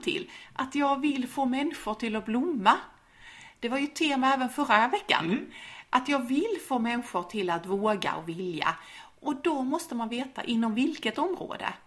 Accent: Skåne, Sweden; accent: Scanian (skånska); på min skånska

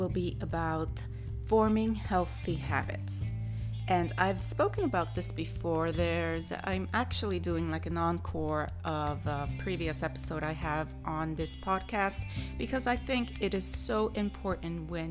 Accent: New York, United States; I hail from New York

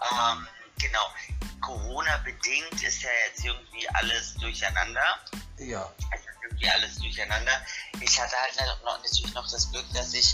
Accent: Munich, Bavaria, Germany; born there; now in Berlin, Germany; ich bin Wahlberliner, ähm, mhm. ich bin in München geboren, bin nach Berlin gezogen, ganz bewusst ich liebe die Techno-Szene in Berlin.

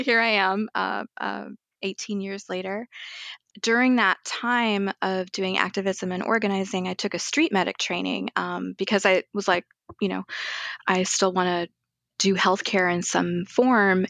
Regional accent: Arizona, United States; also born or lived in Guyana; now in Chicago, United States; I was raised in Arizona

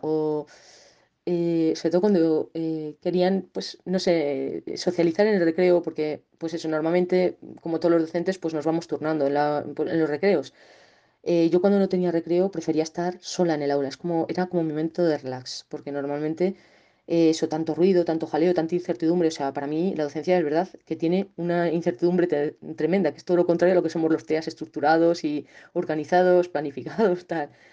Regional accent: Segovia, Castile and León, Spain; moved away as an adult; also born or lived in Soria; now in León, Spain; ahora estoy en León, pero yo soy de Segovia

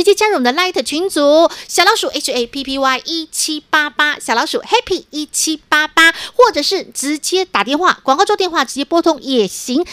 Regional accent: Taiwan; 我们台湾人

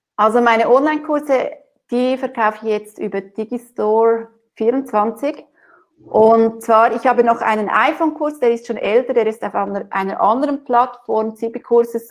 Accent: Switzerland; bei uns in der Schweiz

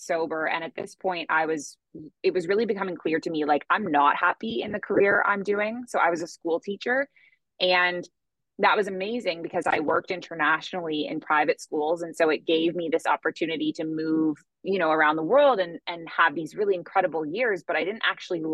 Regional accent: Toronto, Ontario, Canada; moved away as an adult; now in Bali, Indonesia; So I am originally from Canada and I grew up in Toronto, Ontario.

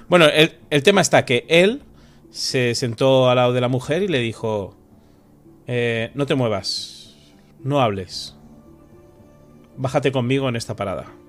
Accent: San Sebastián, Basque Country, Spain; moved away as an adult; now in Madrid, Spain; yo soy de San Sebastián, pero estoy viviendo en Madrid estos últimos años

